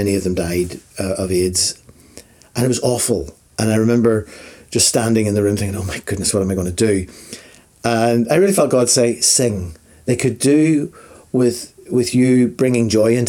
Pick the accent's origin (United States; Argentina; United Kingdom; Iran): United Kingdom; Belfast, Northern Ireland; moved away as an adult; also born or lived in Afghanistan; now in New Zealand; my reference points of my childhood and of my family growing up in Belfast